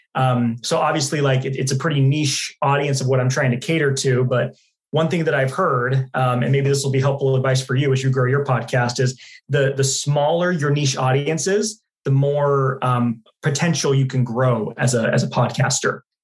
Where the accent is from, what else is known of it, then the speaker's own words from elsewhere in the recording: Dallas, Texas, United States; moved away as an adult; also born or lived in Utah; now in Phoenix, United States; I was born in Utah, uh, lived there till I was nine years old, then moved to Dallas, Texas